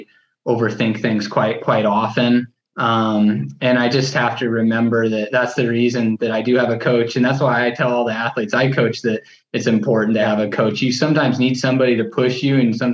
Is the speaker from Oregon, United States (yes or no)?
yes; Rogue River, Oregon, United States; moved away as an adult; now in Sacramento, United States; I grew up in Rogue River, Oregon, which is a really small town in Southern Oregon, kind of near Ashland